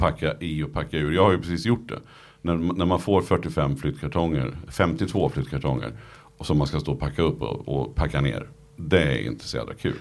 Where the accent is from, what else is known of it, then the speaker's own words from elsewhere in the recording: Nyköping, Södermanland, Sweden; jag kommer från, från Nyköping